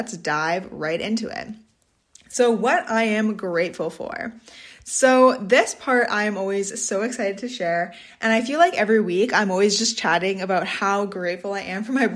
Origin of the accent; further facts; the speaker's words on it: Swan Lake First Nation, Manitoba, Canada; I'm from Swan Lake First Nation, Treaty 1 Territory, Bear Clan